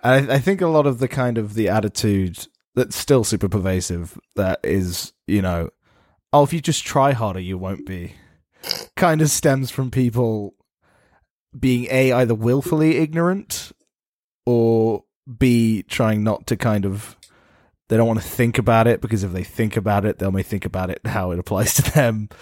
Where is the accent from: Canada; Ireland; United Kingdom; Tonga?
United Kingdom; England; I'm an Englishman